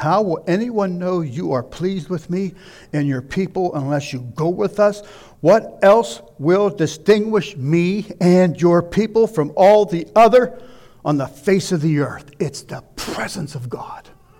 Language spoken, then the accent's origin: English; Pittsburgh, Pennsylvania, United States; moved away as an adult; When we moved here in 84, it was, you'll laugh, but it was almost the Garden of Eden. I come from Pittsburgh.